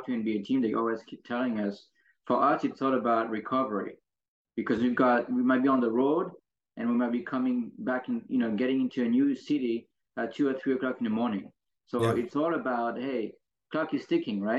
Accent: France; now in United States; growing up in France and Europe

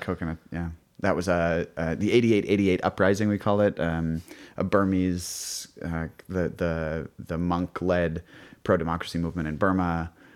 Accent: New York City, New York, United States; I grew up on the Upper West Side of Manhattan

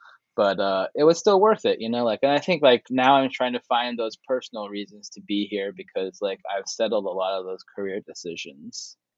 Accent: Seoul, South Korea; I came here for a career, but also like I kind of came here because I knew that Seoul is sort of my hometown.

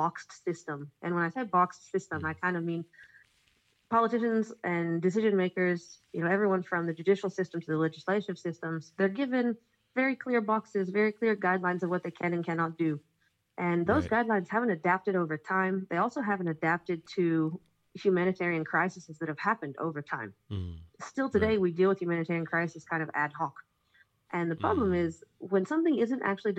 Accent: Israel; I'm from Israel

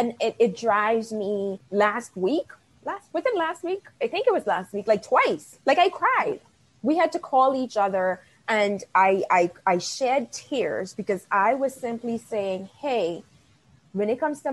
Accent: Bahamas; accent: West Indian; Because my West Indian accent comes out and I drop my THs and it's like being from the Bahamas again.

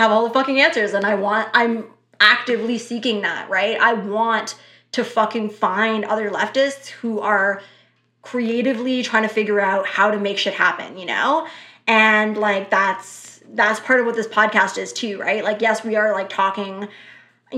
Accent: Canada; we are Canadian

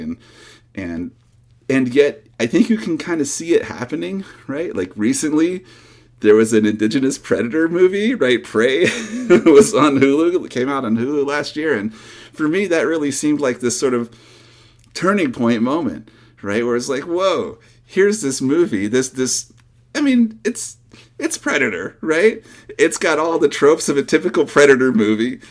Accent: North Carolina and Georgia, Southeast, United States; also born or lived in Michigan; now in Portland, United States; I was born in Michigan, though we moved to the Southeast when I was a little kid and did a lot of my growing up in North Carolina and Georgia

